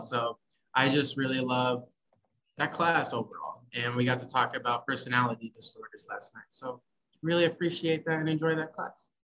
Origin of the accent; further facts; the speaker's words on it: Poplar Bluff, Missouri, United States; now in Kansas City, United States; I'm originally from Poplar Bluff, but I do live here in Kansas City.